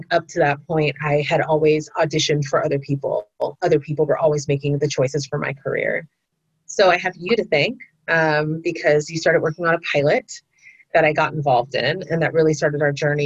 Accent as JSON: {"language": "English", "town": "San Diego", "region": "California", "country": "United States", "tie": "born or raised there", "also_born_or_lived": "Philadelphia, Pennsylvania", "said": "I grew up in San Diego"}